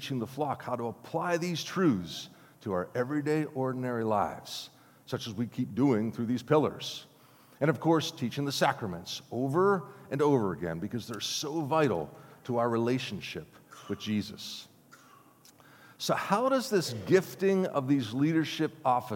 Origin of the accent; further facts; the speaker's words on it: Grove City, Pennsylvania, United States; moved away; I grew up in Grove City